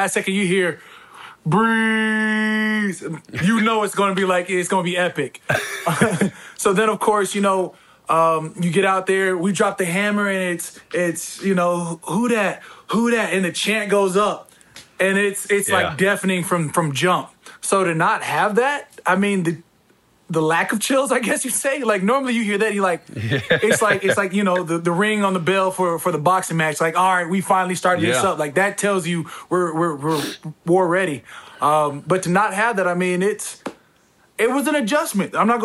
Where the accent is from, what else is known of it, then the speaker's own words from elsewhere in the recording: Arizona, United States; I'm from Arizona